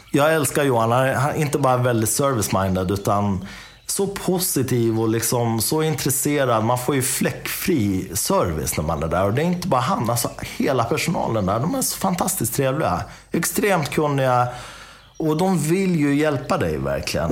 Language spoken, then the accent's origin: Swedish; Dalarna County, Sweden; now in Enköping, Sweden; jag är uppvuxen i Dalarna. Jag är uppvuxen i en, i en liten stad.